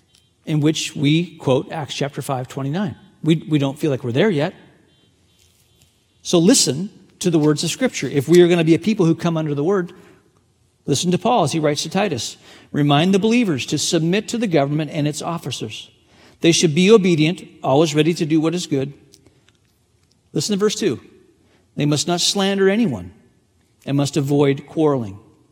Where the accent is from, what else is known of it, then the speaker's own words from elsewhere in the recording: China; English is a second language; the way, I grew up in a part of the world where I'm very familiar with what persecution looks like. I was born in China.